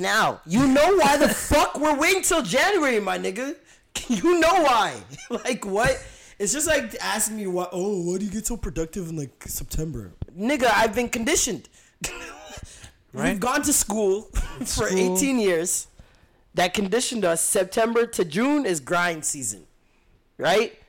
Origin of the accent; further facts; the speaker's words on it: Vaughan, Ontario, Canada; I'm from Maple still